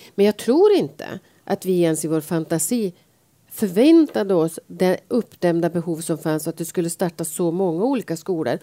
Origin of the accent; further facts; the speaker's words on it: Sveg, Jämtland, Sweden; now in Stockholm, Sweden; Jag är född i Sveg men jag har ju varit stockholmare i ganska många år. Men eh, det hörs ju att jag är född i Sveg